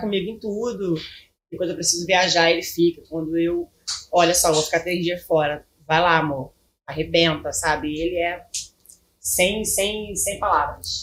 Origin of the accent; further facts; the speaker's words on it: Belford Roxo, Rio de Janeiro, Brazil; Eu sou de Belfor Roxo